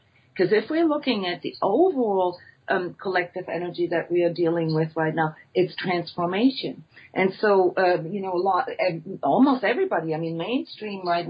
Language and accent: English; Iceland; my home country, Iceland